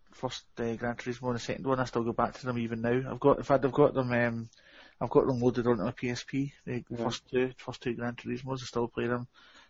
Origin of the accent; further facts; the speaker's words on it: Scotland, United Kingdom; We call them Neds up here in Scotland.